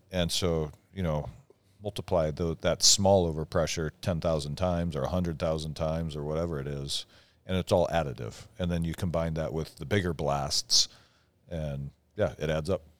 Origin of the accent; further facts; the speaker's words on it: north of Wenatchee, eastern Washington, United States; moved away; growing up over north of Wenatchee